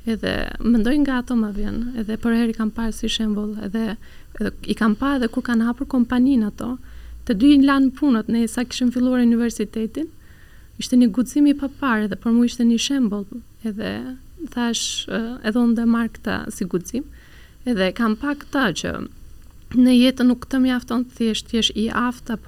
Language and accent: Albanian; Turkey; Albanian is a second language; moved away as an adult; now in Albania; kur kam qenë në Turqi duke punuar